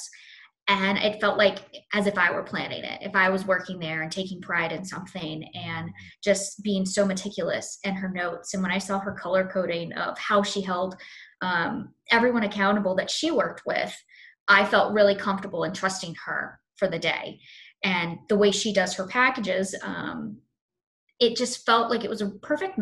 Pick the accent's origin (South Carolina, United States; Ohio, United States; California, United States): South Carolina, United States; Fort Mill; also born or lived in Charlotte, North Carolina / Florida; now in New York, United States; I'm originally from Charlotte, but I lived mostly in Fort Mill, South Carolina.